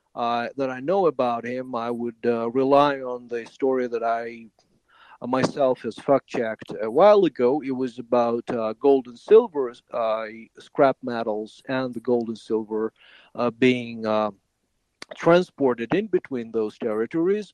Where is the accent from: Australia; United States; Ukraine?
Ukraine; moved away as an adult; for six years, I was a refugee from Ukraine